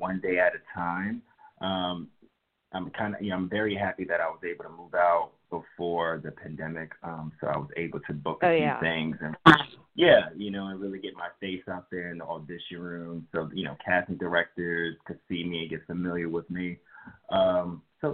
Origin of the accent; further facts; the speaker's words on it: Jersey City, New Jersey, United States; moved away as an adult; now in Los Angeles, United States; I'm born and raised in Jersey City, New Jersey